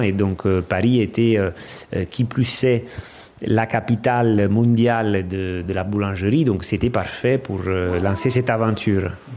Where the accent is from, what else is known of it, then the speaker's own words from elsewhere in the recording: Amalfi Coast, Campania, Italy; French is a second language; moved away; Je viens d'Italie, de la région de la, de la côte amalfitaine. Euh, j'ai grandi dans une petite ville